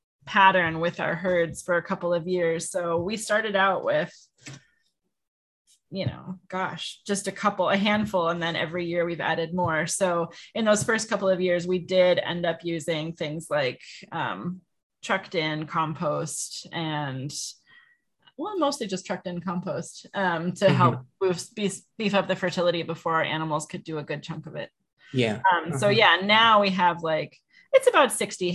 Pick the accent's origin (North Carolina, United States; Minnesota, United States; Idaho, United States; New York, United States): Minnesota, United States; Clearwater; born or raised there; moved away as an adult; also born or lived in California